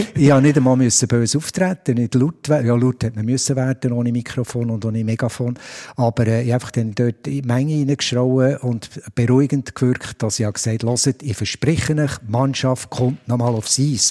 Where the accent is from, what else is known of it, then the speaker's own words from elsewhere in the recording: Biel, Bern, Switzerland; als Bieler